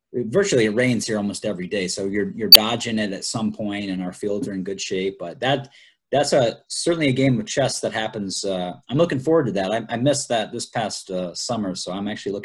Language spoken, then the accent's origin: English; Columbia, South Carolina, United States; moved away as an adult; also born or lived in Salem, Virginia; now in Florida, United States; I grew up in Columbia, South Carolina